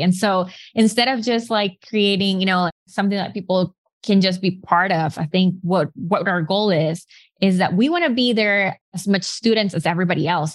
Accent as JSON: {"language": "English", "country": "Nicaragua", "also_born_or_lived": "Arkansas, United States", "moved": "as an adult", "said": "I'm from Nicaragua"}